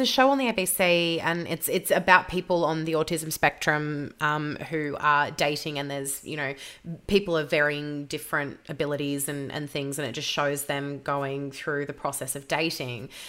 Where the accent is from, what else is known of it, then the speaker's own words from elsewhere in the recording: Victoria, Australia; I'm from Victoria, so we had it rougher than anyone else in Australia